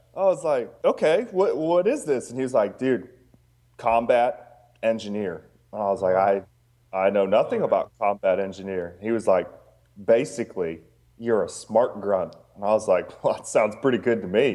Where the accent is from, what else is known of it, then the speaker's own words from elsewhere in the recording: Juneau, Alaska, United States; moved away as an adult; I grew up in Juneau, Alaska, and then went into the military and then, like, just ended back up in Alaska.